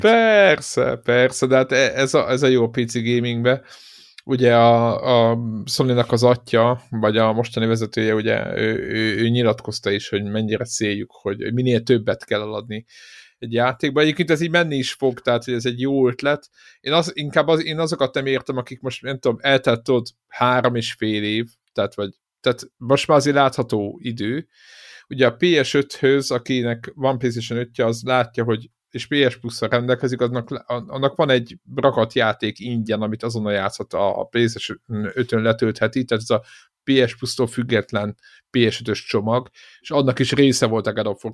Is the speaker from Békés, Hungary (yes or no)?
no; Szeged, Csongrád-Csanád, Hungary; mi szegediek vagyunk